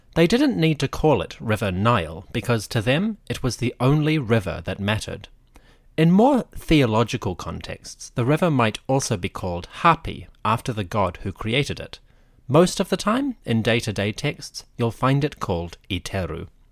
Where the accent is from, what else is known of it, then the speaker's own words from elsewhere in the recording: New Zealand; I am from New Zealand.